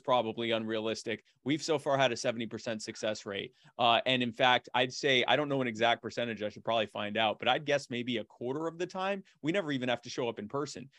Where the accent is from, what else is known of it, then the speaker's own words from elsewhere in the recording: Myrtle Beach, South Carolina, United States; also born or lived in Baltimore, Maryland; I was born in Baltimore, but we moved to Myrtle Beach when I was a kid